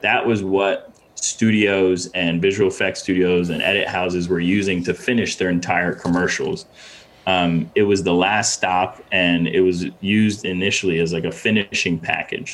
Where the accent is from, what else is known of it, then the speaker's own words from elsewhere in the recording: Ghana; also born or lived in Windsor, Connecticut, United States / Boston, United States; now in New York, United States; I was born in Ghana, in West Africa. Uh, uh, moved to from Ghana to Windsor, Connecticut, uh, uh early '90s, or no, no, actually late 90s is when we moved